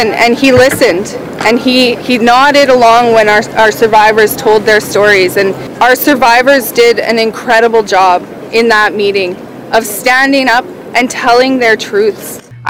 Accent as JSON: {"language": "English", "town": "Rossland", "region": "British Columbia", "country": "Canada", "tie": "born or raised there", "said": "fortunate to grow up always knowing who I am as a Métis person. My mom and my grandma raised me in a small town in British Columbia, Rossland, British Columbia. But I was really fortunate knowing that I was Métis growing up outside of my homeland."}